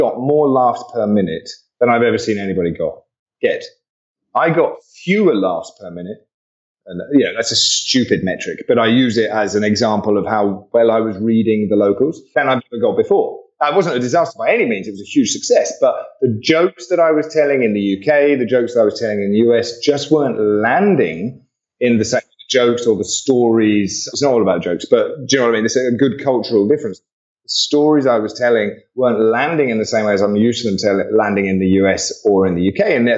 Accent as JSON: {"language": "English", "country": "Australia", "said": "I'm Aussie, so I'm going to tread on it."}